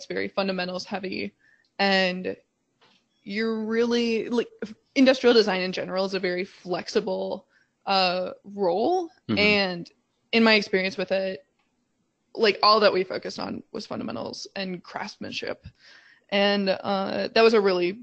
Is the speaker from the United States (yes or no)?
yes; Midwest, United States; also born or lived in California; now in Chicago, United States; I grew up in the Midwest